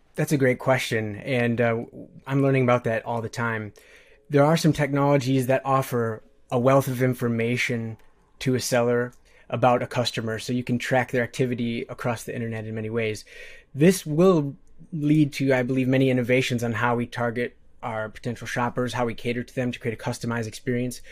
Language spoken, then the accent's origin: English; Midwest, United States; born and raised in the Midwest